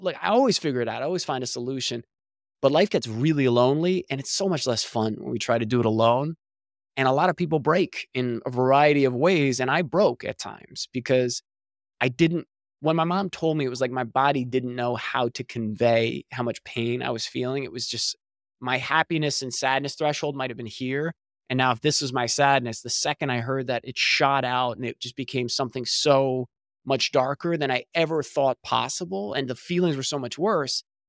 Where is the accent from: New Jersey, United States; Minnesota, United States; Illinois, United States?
New Jersey, United States; moved away as an adult; also born or lived in Pennsylvania; now in Southern California, United States; I was born and raised in New Jersey